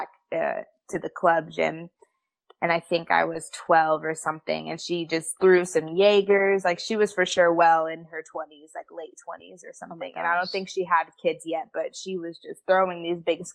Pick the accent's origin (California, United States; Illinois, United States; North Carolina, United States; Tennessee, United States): California, United States; Central; moved away as an adult; I am from Central California, so if anybody knows where Fresno or Bakersfield is